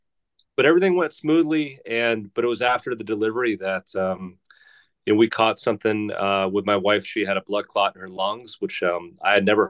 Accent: New Jersey, United States; moved away as an adult; now in Minnesota, United States; I'm from the East Coast, originally from New Jersey

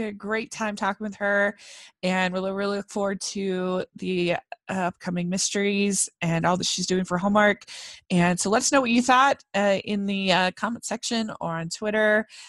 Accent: Utah, United States; I'm from Utah

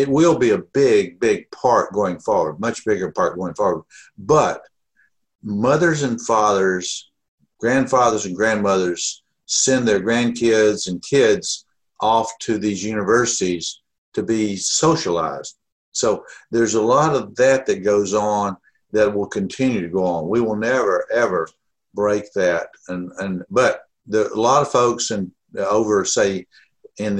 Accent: near Atlanta, Georgia, United States; moved away as an adult; now in Omaha, United States; I grew up near Atlanta, so I was a Georgia Tech fan for much of my first 18 years

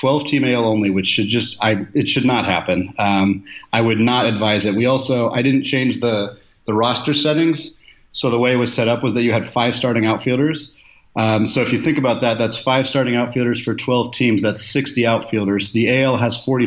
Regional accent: Portland, Oregon, United States; moved away as an adult; also born or lived in Spokane, Washington; now in Seattle, United States; I'm originally from Portland, Oregon, so I grew up without a super close hometown team

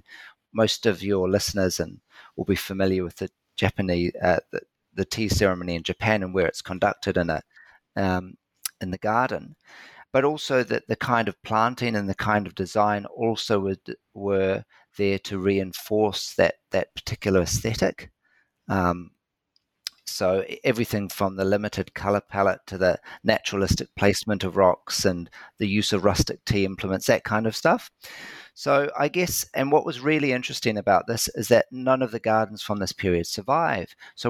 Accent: New Zealand; when I was a kid growing up in New Zealand in the 70s and 80s

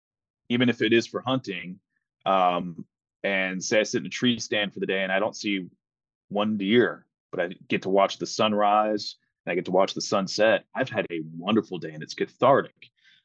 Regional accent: Panama City, Florida, United States; I grew up in Panama City, Florida, where we were stationed at Tyndall Air Force Base.

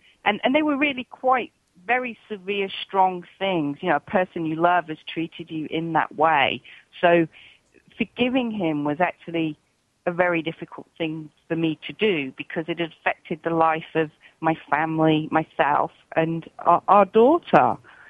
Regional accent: England, United Kingdom; now in Australia; it was when I came from England to Australia

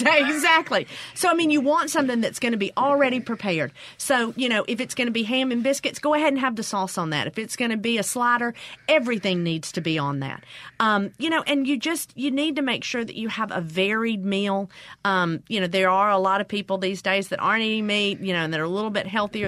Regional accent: Mississippi, United States; growing up in the South and growing up in Mississippi.

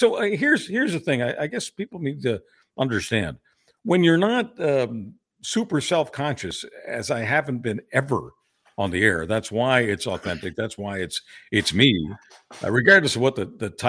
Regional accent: Quebec, Canada; also born or lived in Hungary; I was raised in Quebec for, you know, the first 18 years of my life.

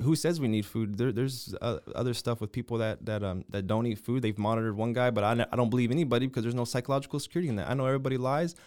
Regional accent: United States; I'm an American

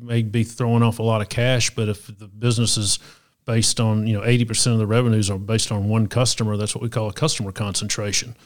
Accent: Chattanooga, Tennessee, United States; I grew up here in Chattanooga

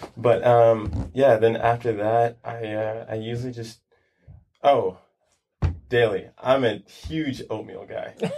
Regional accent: New York City, New York, United States; moved away as an adult; now in California, United States; I grew up in Brooklyn, Brooklyn, New York. Mm-hmm. Um, stayed there until I was about maybe 18

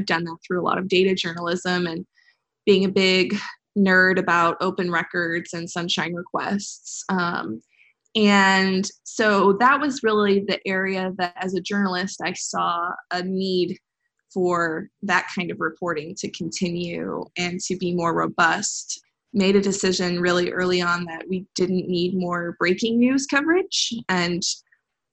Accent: Midwest, United States; I'm from the Midwest

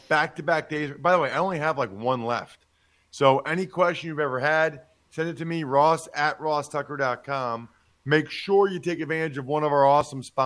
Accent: Pennsylvania, United States; I'm from Pennsylvania

